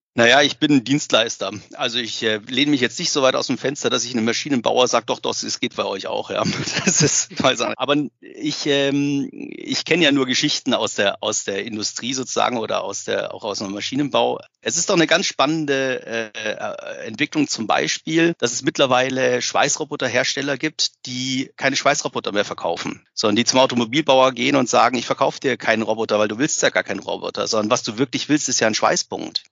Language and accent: German; Bavaria, Germany; ich komme selber aus Bayern